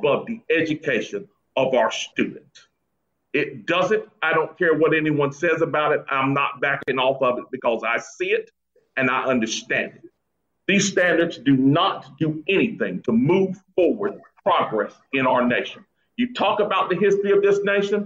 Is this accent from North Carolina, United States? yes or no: yes; Greensboro, North Carolina, United States; my hometown of Greensboro